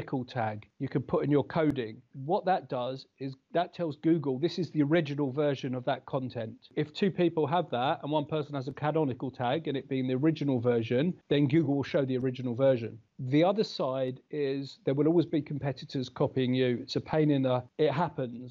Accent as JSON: {"language": "English", "country": "United Kingdom", "moved": "as an adult", "lives_now": "New Zealand", "said": "I'm British."}